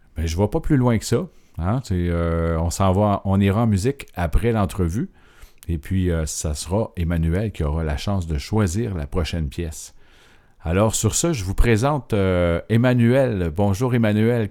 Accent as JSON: {"language": "French", "town": "Montreal", "region": "Quebec", "country": "Canada", "said": "quand on vient de Montréal"}